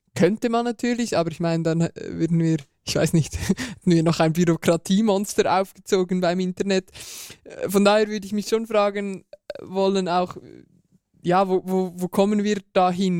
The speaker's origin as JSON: {"language": "German", "country": "Switzerland", "said": "bei uns in der Schweiz"}